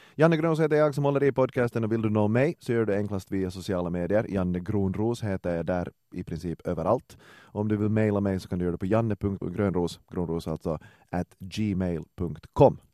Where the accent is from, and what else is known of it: Finland; moved away as an adult; now in Sweden